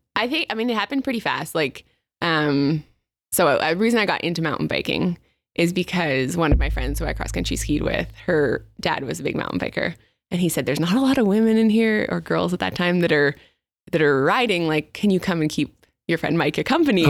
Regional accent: north of Montreal, Quebec, Canada; first language English; moved away as an adult; now in British Columbia, Canada; where I grew up, is north of Montreal.

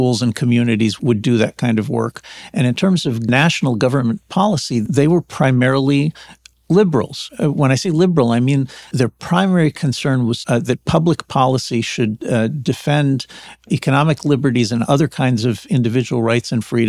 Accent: New Jersey, United States; this is the kind of school that I went to when I was a kid growing up in New Jersey

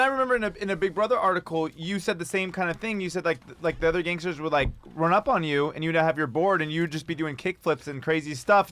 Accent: Pasadena, California, United States; I grew up in Pasadena

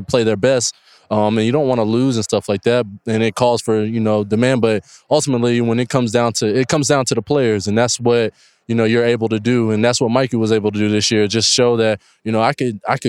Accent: Daytona Beach, Florida, United States; now in Miami, United States; growing up in Daytona and New Smyrna Beach, Florida

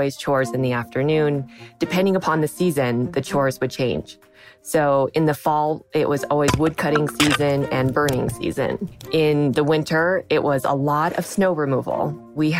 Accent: Sierra City, California, United States; moved away; also born or lived in New York; I grew up in Northern California. My parents, when they were younger, decided to build a log cabin in the mountains near a town called Sierra City in Northern California. And so that's where I grew up

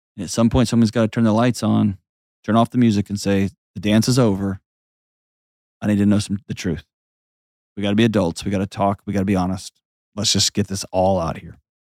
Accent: Houston, Texas, United States; moved away; my hometown, home of the Houston Astros

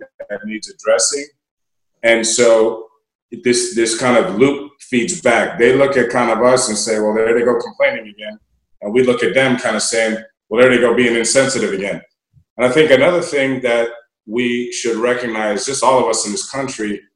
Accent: Washington, District of Columbia, United States; moved away; I'm from Washington, D.C. originally

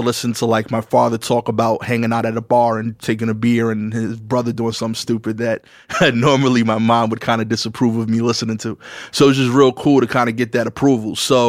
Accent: New York City, New York, United States; I grew up on Pickin and Montauk. We actually still own the house that I grew up in.

